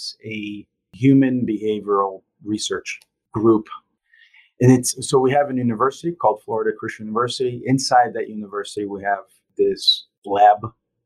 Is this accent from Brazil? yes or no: yes; Brazil; also born or lived in Italy; now in Jacksonville, United States; So I'm Italian. I grew up in Brazil.